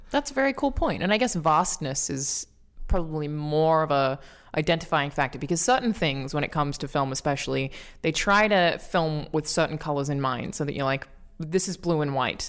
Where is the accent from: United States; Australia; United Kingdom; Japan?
Australia; as an Australian